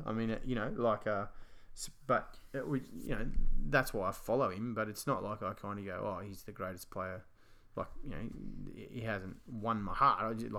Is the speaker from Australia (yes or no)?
yes; Australia; obviously being Australian, and we know his family